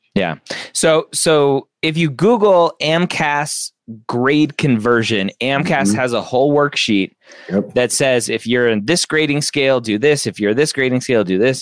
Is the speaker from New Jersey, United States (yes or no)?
no; Southern California, United States; I grew up in Southern California